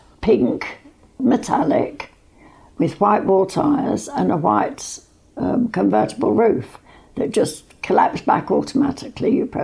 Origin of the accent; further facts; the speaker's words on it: London, United Kingdom; moved away as an adult; also born or lived in Mallow, County Cork; now in Clonmel, Ireland; I'm a Londoner, and we were living in London at the time